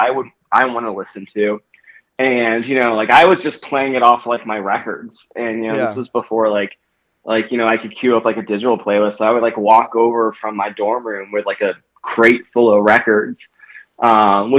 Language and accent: English; Raleigh, North Carolina, United States; moved away as an adult; also born or lived in Washington, D.C. / Colorado; now in Denver, United States; I grew up in a town called Raleigh, North Carolina.